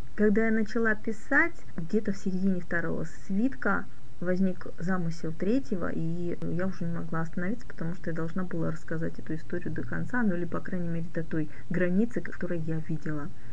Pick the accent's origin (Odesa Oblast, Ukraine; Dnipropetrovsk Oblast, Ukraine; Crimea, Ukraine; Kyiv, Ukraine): Crimea, Ukraine; moved away; сама родом я из Крыма